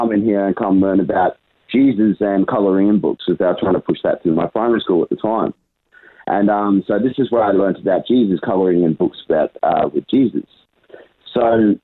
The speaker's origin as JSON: {"language": "English", "town": "Brisbane", "region": "Queensland", "country": "Australia", "tie": "born or raised there", "said": "I was born and raised in Brisbane my whole life."}